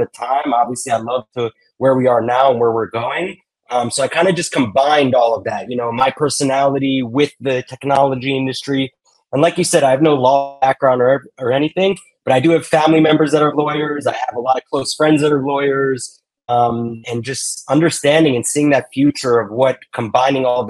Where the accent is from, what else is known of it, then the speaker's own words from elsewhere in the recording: Miami, Florida, United States; I grew up here in Miami